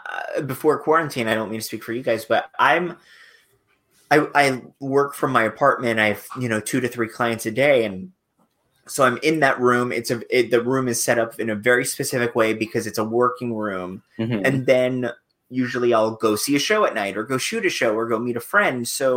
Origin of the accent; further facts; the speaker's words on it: Fort Lauderdale, Florida, United States; accent: New York; also born or lived in Long Island; now in New York, United States; I was born in Long Island, but raised in Fort Lauderdale. even when I was in Fort Lauderdale, I still considered New York home. I just, mm-hmm. I had a New York accent that I got rid of in college.